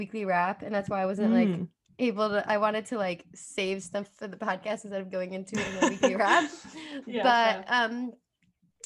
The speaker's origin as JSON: {"language": "English", "region": "New Jersey", "country": "United States", "accent": "Jersey", "said": "Jersey. I feel like my accent really comes out on that word."}